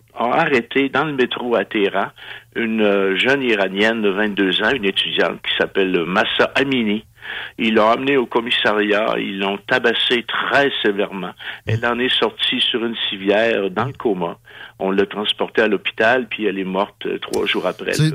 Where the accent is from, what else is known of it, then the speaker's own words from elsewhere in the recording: Canada; je suis un Canadien